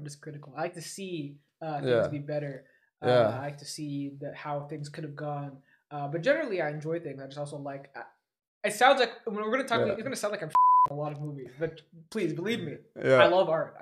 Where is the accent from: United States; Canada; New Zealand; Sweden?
Canada; Toronto, Ontario; when I grew up in Toronto, Ontario, we had a theater nearby where I grew up